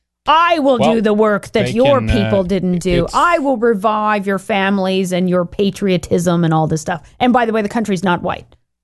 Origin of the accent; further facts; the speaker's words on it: United States; it's very insulting as a white person who was, you know, born in America.